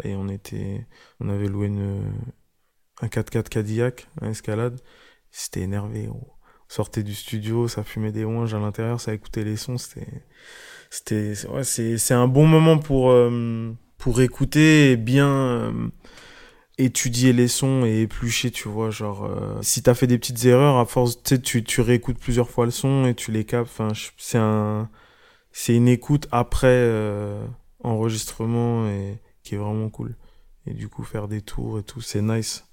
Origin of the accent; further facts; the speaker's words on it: Orléans, Centre-Val de Loire, France; je viens de Orléans